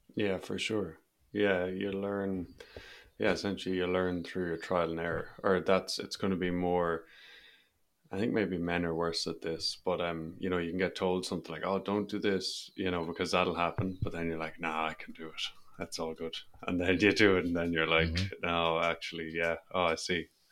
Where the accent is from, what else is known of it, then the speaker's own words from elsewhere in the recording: Ireland; I'm Irish